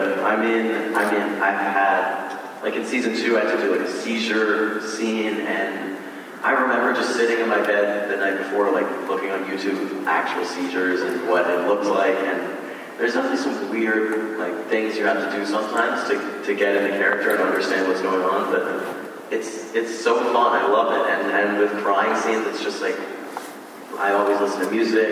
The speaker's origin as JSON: {"language": "English", "region": "New York", "country": "United States", "said": "I'm from New York"}